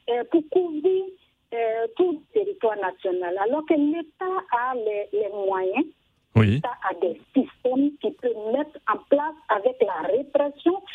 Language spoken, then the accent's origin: French; Côte d’Ivoire; chez nous, en Côte d'Ivoire